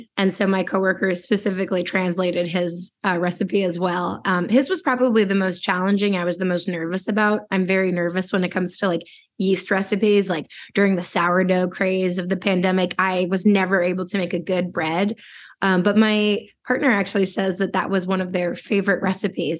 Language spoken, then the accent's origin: English; Washington, District of Columbia, United States; I grew up in Washington D.C.